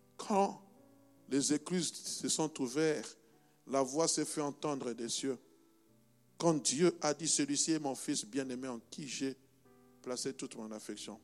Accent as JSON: {"language": "French", "country": "DR Congo", "tie": "born or raised there", "moved": "yes", "said": "mon pays natal, qui s'appelle la République démocratique du Congo"}